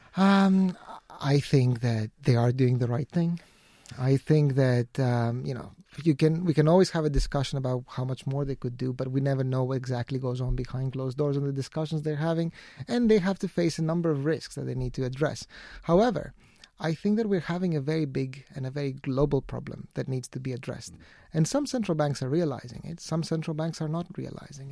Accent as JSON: {"language": "English", "country": "Greece", "said": "my home country, Greece"}